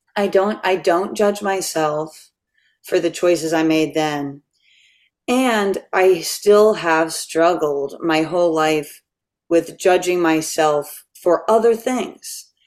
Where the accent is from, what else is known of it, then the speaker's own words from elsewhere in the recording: Catonsville, Maryland, United States; moved away; also born or lived in New York City; I'm from Catonsville, Maryland.